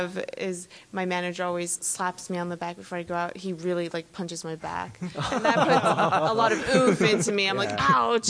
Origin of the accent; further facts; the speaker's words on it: United States; moved away; performing here for my first time in my my home country is a miracle for me